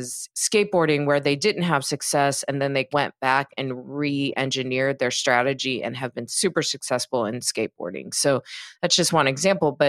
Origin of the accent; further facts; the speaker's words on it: United States; also born or lived in Los Angeles; I'm American. I live in Los Angeles